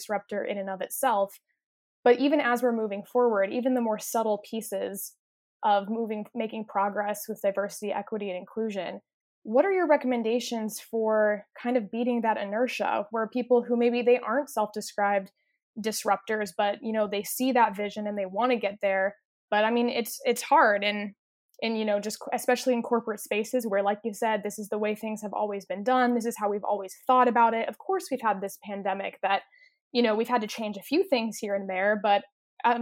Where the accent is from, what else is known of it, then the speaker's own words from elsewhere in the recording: Indianapolis, Indiana, United States; someone who also is an Indianapolis citizen, born and bred, grew up